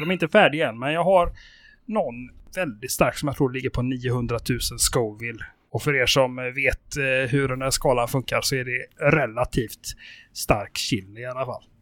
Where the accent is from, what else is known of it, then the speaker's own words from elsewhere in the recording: Sweden; also born or lived in Spain; jag bodde ju i ett par år i Spanien under min uppväxt. Mm. Och i Spanien så är ju reglerna helt annorlunda än eh, här hemma i Sverige